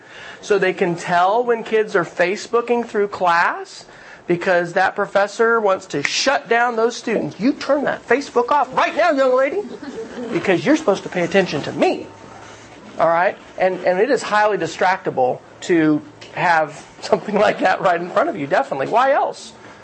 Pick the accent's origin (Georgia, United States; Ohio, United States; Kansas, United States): Kansas, United States; I grew up Air Force family, so my dad moved around. So, Kansas, where I grew up. You know, Lubbock, Texas, Oklahoma for the last 8 years. We're Okies, all right?